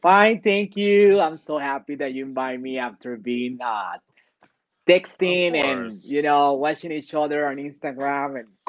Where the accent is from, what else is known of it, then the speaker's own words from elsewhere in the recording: Chihuahua, Mexico; English is a second language; also born or lived in Chicago; I live in Mexico and I'm Mexican, and I am from one state that is called Chihuahua